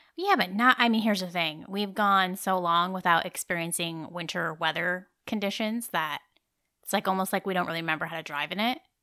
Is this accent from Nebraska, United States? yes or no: yes; Nebraska, United States; moved away; also born or lived in Iowa; I was born in Nebraska